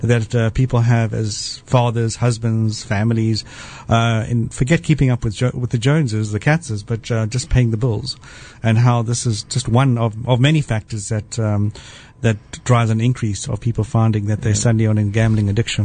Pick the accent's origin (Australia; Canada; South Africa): South Africa; moved away; I grew up in South Africa